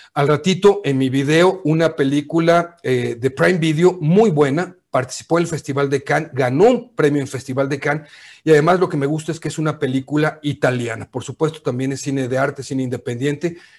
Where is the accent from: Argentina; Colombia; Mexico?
Mexico; como decimos en México